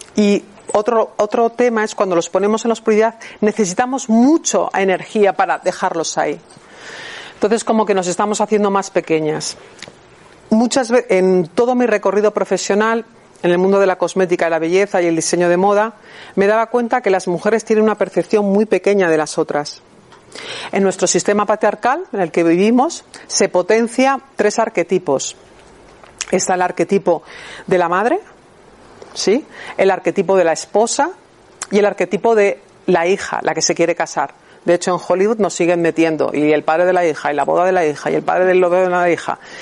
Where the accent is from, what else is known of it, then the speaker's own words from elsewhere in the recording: Bilbao, Basque Country, Spain; moved away as an adult; also born or lived in Barcelona; a los 18 años cuando me fui de Bilbao a Barcelona a estudiar diseño de moda